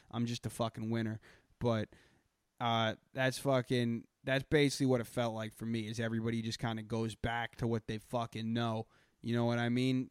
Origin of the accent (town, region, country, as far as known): Boston, Massachusetts, United States; accent: Boston